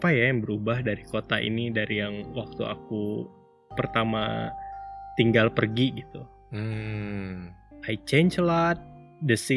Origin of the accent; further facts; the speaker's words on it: Sanggau, West Kalimantan, Indonesia; now in Bandung, Indonesia; Karena dulu aku pindahnya itu dari Kalimantan Barat, kota kecil pula ya dari Sanggau aku selalu takut kalau misalnya aku pindah lagi ke kota besar ke Bandung